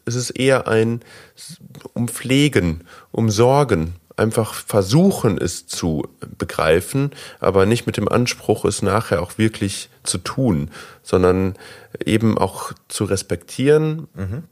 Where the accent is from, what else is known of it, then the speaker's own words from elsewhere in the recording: Germany; als äh, typischer Deutscher